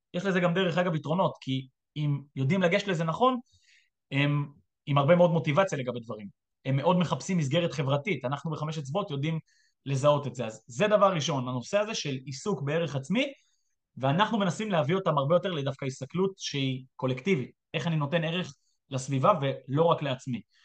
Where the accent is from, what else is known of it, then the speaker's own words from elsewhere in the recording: Israel; אני ישראלי שהיה כמה שנים בצבא